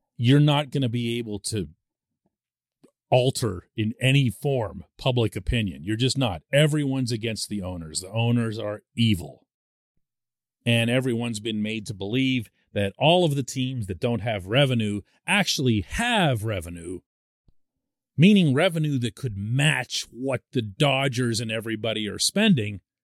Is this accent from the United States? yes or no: yes; Pittsburgh, Pennsylvania, United States; I'm born and raised in Pittsburgh.